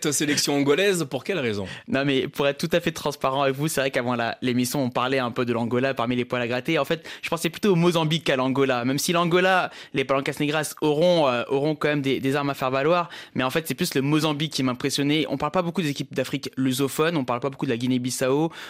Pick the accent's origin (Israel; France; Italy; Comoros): Comoros; parce que je suis comorien, mais je suis aussi guinéen évidemment